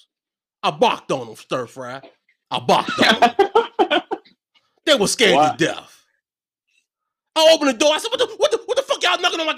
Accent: Virginia, United States; I am from Virginia.

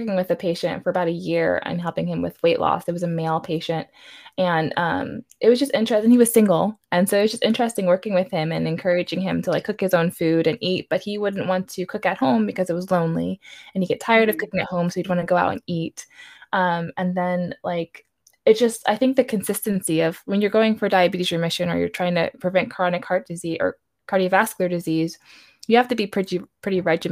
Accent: New York, United States; I'm from New York. I was born and raised there

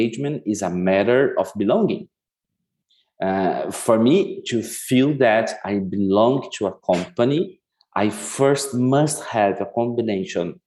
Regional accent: Curitiba, Paraná, Brazil; moved away; I was born in Curitiba, a city in southern Brazil

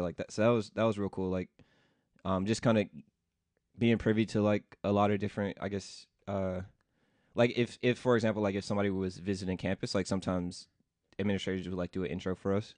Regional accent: Memphis, Tennessee, United States; moved away as an adult; also born or lived in Washington, D.C.; I grew up in Memphis, Tennessee

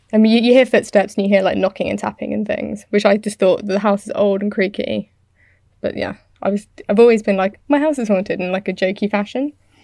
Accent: United Kingdom; I'm British.

